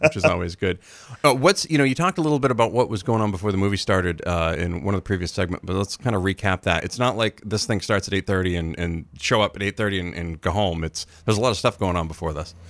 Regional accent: Dixfield, Maine, United States; also born or lived in Rumford, Maine; I was adopted out of the slums of Rumford, and I, I moved right over to the suburbs in Dixfield

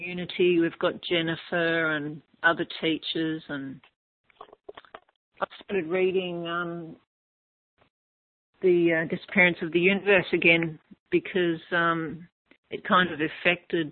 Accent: Melbourne, Victoria, Australia; moved away; Melbourne, my hometown

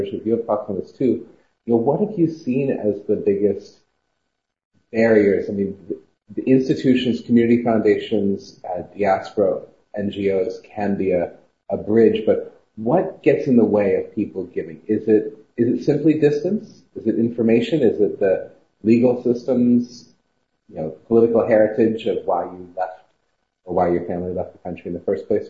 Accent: Oregon, United States; now in New York, United States; I grew up in Oregon, living in New York

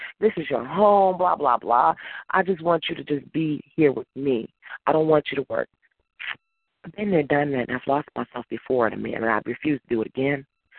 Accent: Mississippi, United States; also born or lived in New Jersey; now in Chicago, United States; You know, I grew up in Mississippi. I live in Chicago or I live in the Chicago area. And there's a difference.

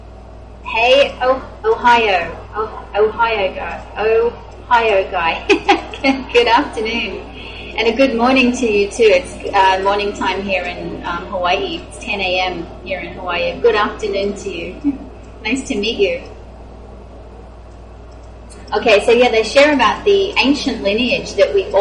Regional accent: Australia; moved away; I grew up in Australia.

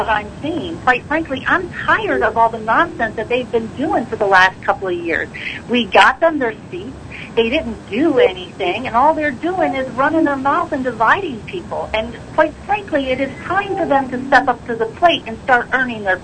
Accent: Idaho, United States; I'm from Idaho

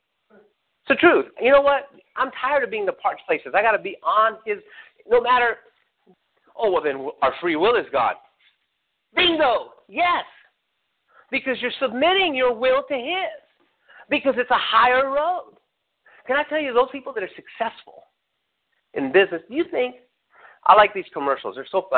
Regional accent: Redlands, California, United States; I had to get up at 5 to leave around 5 to get to where I was at 7, because I was from Redlands and had to work on Crenshaw and Imperial.

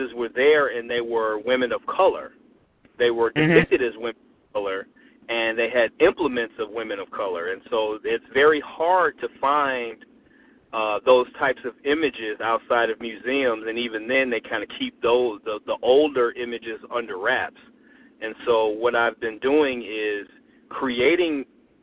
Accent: Detroit, Michigan, United States; I was born and raised in Detroit, Michigan. I went to our fine schools here

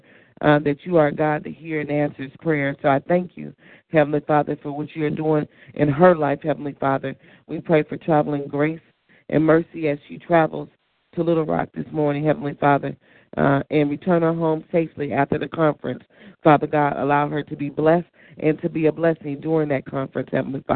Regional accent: Detroit, Michigan, United States; my hometown, Detroit

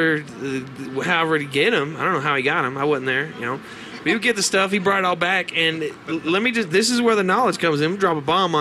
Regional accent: Kentucky, United States; now in Santa Fe, United States; I originally grew up in Kentucky

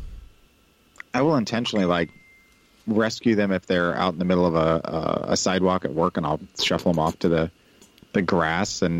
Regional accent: United States; accent: American; also born or lived in Kansas City, Missouri / Colorado; now in Rockford, United States

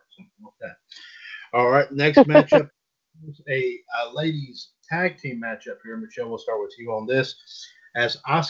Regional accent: Switzerland; I was born in Switzerland and raised in Switzerland.

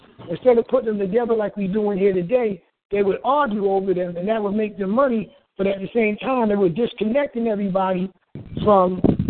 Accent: Los Angeles, California, United States; I'm from Los Angeles.

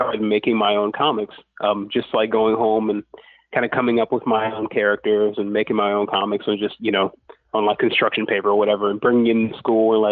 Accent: Lafayette, Louisiana, United States; I'm from Lafayette, Louisiana

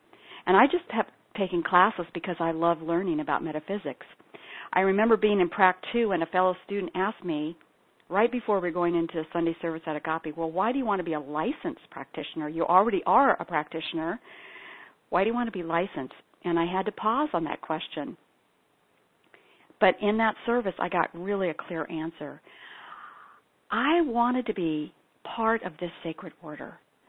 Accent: Ethiopia; born or raised there

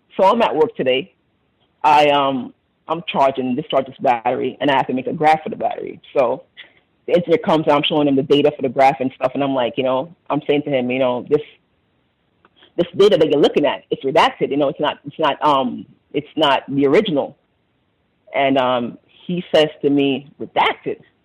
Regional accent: Jamaica; moved away; I'm from Jamaica

